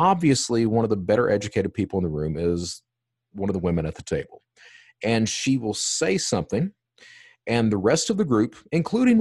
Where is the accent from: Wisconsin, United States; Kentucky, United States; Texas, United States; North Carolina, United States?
Kentucky, United States; Eastern; I was raised, I'm from Eastern Kentucky